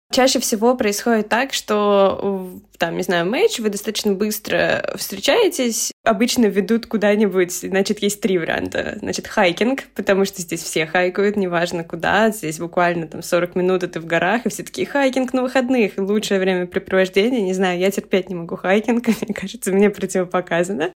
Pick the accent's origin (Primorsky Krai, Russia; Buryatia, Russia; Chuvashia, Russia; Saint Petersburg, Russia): Saint Petersburg, Russia; moved away as an adult; now in Vienna, Austria; я сама родом из Питера и всю жизнь провела в Питере